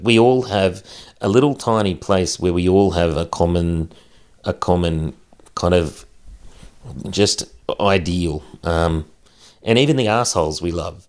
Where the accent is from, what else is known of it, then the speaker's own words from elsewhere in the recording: central west New South Wales, Australia; Growing up in the bush, growing up in a small community